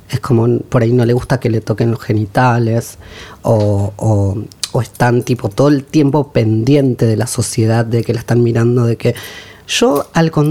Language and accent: Spanish; Quilmes, Buenos Aires Province, Argentina; Soy de Quilmes.